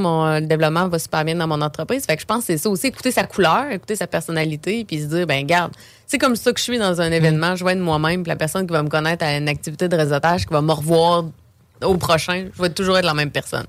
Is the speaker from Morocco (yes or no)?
no; Beauce, Quebec, Canada; moved away as an adult; now in Quebec City, Canada; je viens de la Beauce quand j'ai commencé mon entreprise à Québec